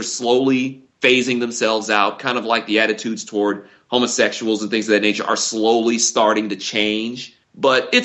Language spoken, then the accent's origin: English; Detroit, Michigan, United States; I grew up in Detroit, I grew up in the northwest side of the city